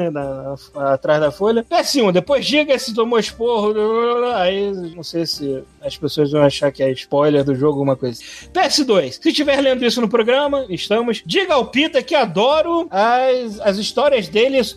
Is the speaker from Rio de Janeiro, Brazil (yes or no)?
yes; Rio de Janeiro, Brazil; Também sou carioca e morava no Largo do Machado.